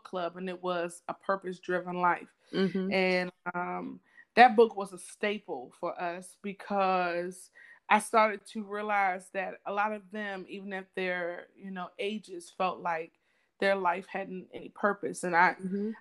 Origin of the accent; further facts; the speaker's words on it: the South, United States; we're from the South, so a big thing of the South is service